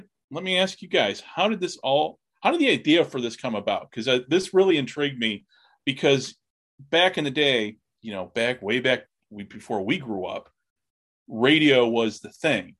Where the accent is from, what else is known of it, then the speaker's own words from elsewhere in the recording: Chicago, Illinois, United States; I'm here in Chicago